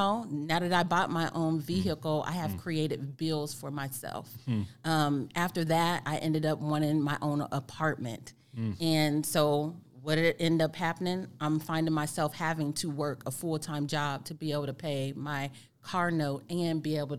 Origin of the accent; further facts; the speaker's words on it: Whiteman Air Force Base, Missouri, United States; Yeah, so I grew up at Whiteman Air Force Base.